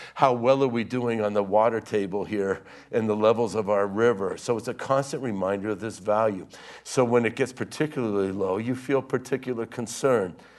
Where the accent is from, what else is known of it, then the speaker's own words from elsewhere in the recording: Pennsylvania, United States; I grew up in Pennsylvania where the parking lot of our high school was filled with trucks with gun racks